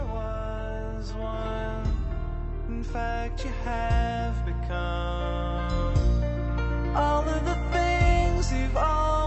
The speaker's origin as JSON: {"language": "English", "town": "Los Angeles", "region": "California", "country": "United States", "tie": "born or raised there", "said": "I grew up in Los Angeles"}